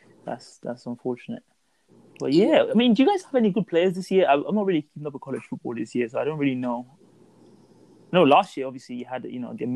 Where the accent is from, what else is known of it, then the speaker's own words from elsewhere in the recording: Nigeria; I grew up in Nigeria.